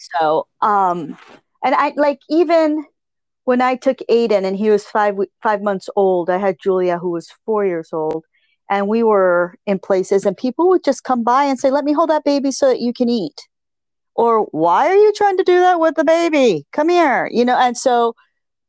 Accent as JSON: {"language": "English", "region": "Connecticut", "country": "United States", "tie": "born or raised there", "said": "how I was raised in Connecticut."}